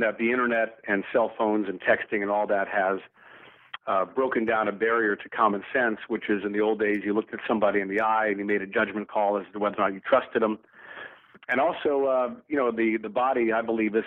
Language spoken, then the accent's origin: English; the South, United States; I grew up in the South in the 1960s